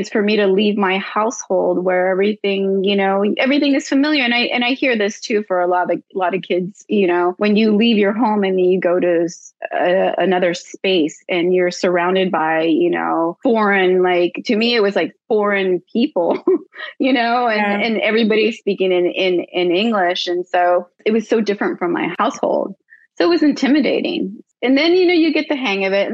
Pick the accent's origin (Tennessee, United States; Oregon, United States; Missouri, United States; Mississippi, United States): Oregon, United States; first language Spanish; English is a second language; I was born and raised in Oregon, and I grew up speaking Spanish